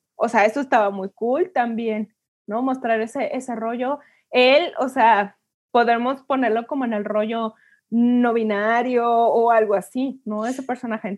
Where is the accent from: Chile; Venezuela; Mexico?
Mexico; como mujeres mexicanas